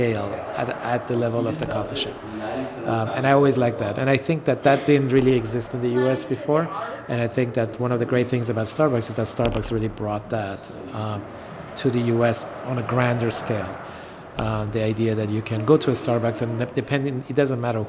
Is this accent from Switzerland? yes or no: yes; Switzerland; moved away as an adult; also born or lived in Iran; now in Los Angeles, United States; I grew up in boarding school in Switzerland mainly for 12 years. I was born in Iran.